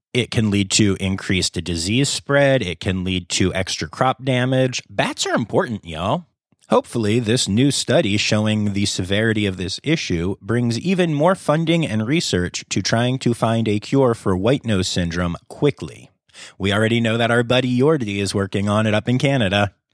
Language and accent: English; Pennsylvania, United States; my home state of Pennsylvania